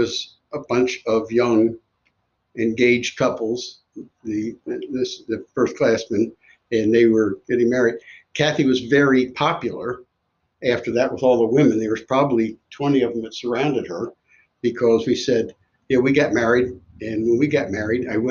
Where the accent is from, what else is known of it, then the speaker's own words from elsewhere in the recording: Washington, District of Columbia, United States; my hometown, nation's capital.